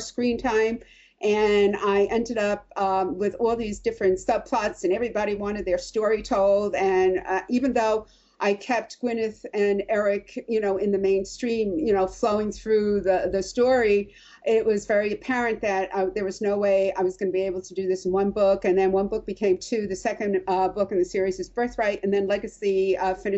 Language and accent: English; New York, United States; I'm from New York